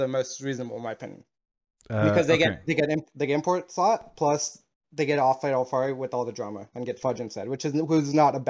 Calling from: Las Vegas, Nevada, United States

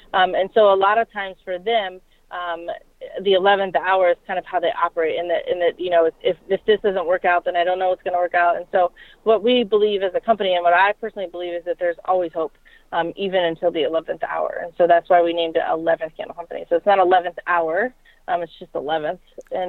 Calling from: Ohio, United States

